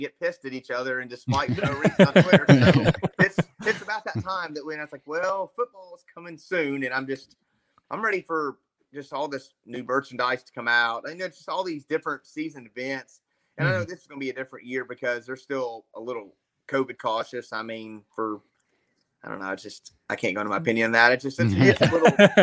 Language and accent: English; Memphis, Tennessee, United States; I'm from Memphis